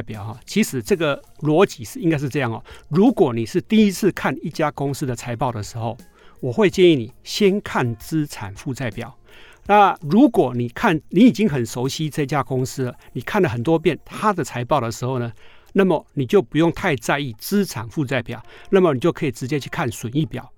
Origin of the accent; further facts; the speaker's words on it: Taiwan; 我们台湾人